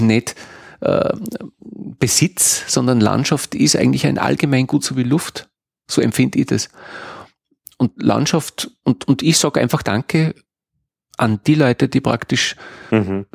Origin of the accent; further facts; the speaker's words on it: Innviertel, Upper Austria, Austria; meine Heimat, das Innviertel